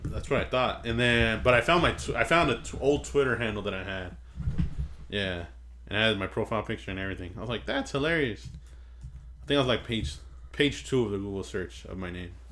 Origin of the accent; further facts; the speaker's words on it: Inglewood, California, United States; Inglewood. California, man. Fucking grew up here. I was born in Sentinel Hospital